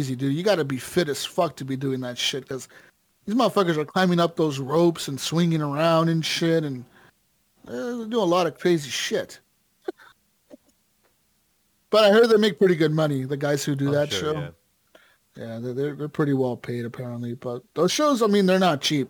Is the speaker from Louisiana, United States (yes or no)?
no; Las Vegas, Nevada, United States; when I was growing up in Vegas, my parents, my mom and my dad, they used to work for this guy